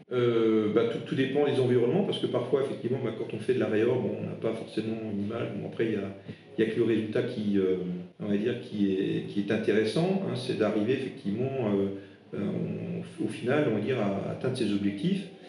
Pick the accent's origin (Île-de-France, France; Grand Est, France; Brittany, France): Grand Est, France; Alsace; first language Alsatian; French is a second language; je suis de, enfin, de, de l'Est de la France, donc ma, ma langue maternelle, c'est pas le français, c'est l'alsacien